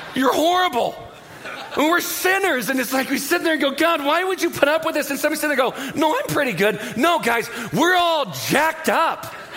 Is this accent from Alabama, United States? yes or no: no; Southern California, United States; I'm from Southern California